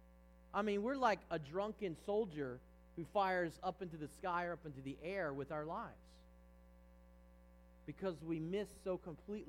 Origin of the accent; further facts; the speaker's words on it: Virginia, United States; I grew up in Virginia